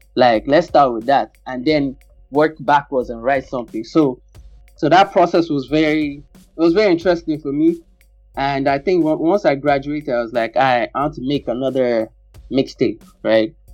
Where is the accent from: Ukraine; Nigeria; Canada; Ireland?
Nigeria; growing up in Nigeria